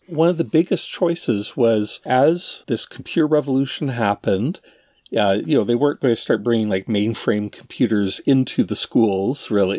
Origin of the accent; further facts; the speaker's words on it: Ontario, Canada; Darren and I grew up in Ontario, Canada. Uh, well, that's still where we are